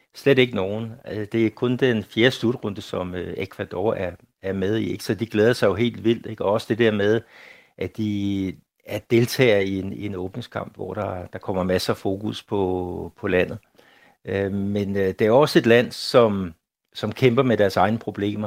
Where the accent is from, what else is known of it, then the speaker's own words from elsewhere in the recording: Denmark; now in Brazil; derhjemme i Danmark